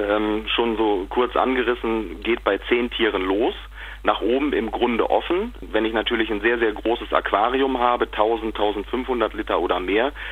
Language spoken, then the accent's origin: German; Hille, North Rhine-Westphalia, Germany; ich komme aus Hille, das ist ein, äh, eine kleine Gemeinde am Nordhang des Wiengebirges